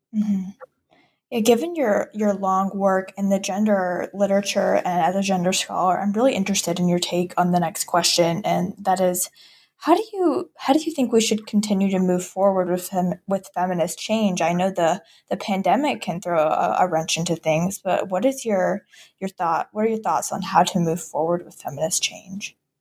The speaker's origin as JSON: {"language": "English", "region": "South Carolina", "country": "United States", "moved": "yes", "said": "I'm originally from South Carolina"}